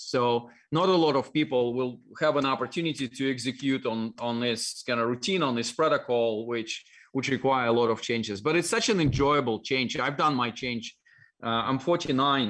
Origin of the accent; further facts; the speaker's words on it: Dalnegorsk, Primorsky Krai, Russia; accent: Russian; English is a second language; moved away; My hometown was like on the shore of Japanese Sea, really, really far east, close to Japan, China